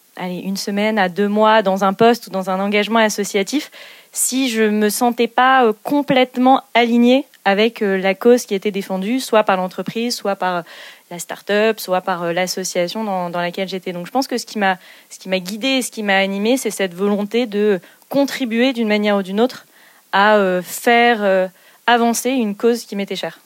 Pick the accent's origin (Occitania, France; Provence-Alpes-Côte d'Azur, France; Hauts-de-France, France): Hauts-de-France, France; Zuydcoote; moved away; also born or lived in Canada; j'ai eu la chance de grandir près de la mer. Moi, je viens du, nord de la France, du grand nord de la France, puisque je suis née à Zuidcote, un petit village au nord de Dunkerque